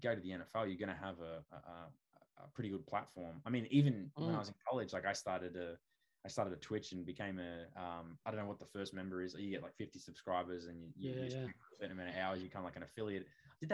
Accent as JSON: {"language": "English", "town": "Hoppers Crossing", "region": "Victoria", "country": "Australia", "tie": "born or raised there", "said": "I grew up out west in Hoppers Crossing"}